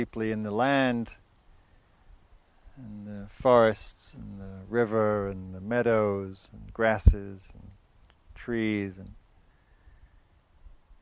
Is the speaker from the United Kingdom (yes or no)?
yes; the north of England, United Kingdom; moved away as an adult; now in United States; growing up in England, up in the north, which is wild, but not very wild like this.